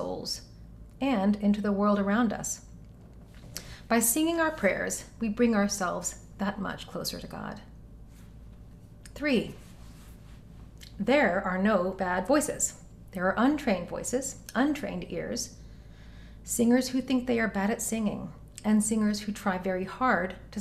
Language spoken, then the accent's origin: English; Knoxville, Tennessee, United States; moved away; Knoxville, my hometown